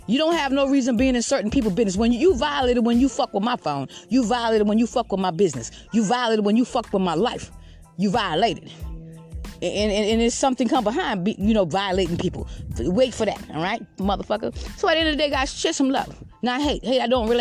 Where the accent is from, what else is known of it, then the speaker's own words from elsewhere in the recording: Georgetown, South Carolina, United States; moved away as an adult; also born or lived in Lexington County, South Carolina; now in Red Bank, United States; I'm from Georgetown, South Carolina, but I have lived here for like 29 years